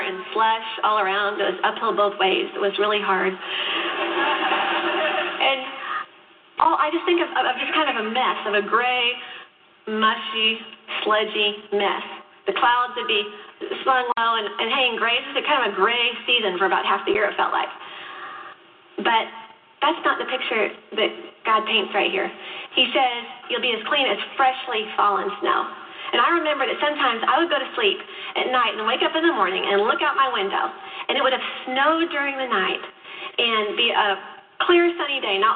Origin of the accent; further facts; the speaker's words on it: Chicago, Illinois, United States; I grew up in Chicago